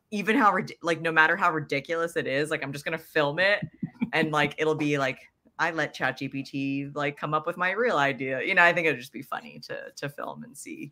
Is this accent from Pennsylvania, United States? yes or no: yes; Pennsylvania, United States; I grew up in Pennsylvania that's where I learned a mountain bike too